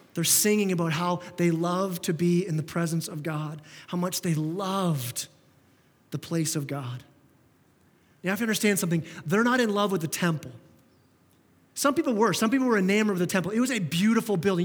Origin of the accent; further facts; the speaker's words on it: Canada; we're so Canadian